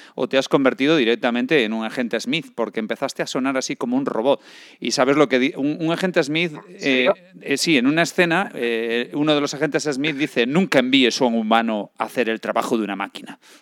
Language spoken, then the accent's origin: Spanish; Galicia, Spain; moved away; Yo soy un gallego errante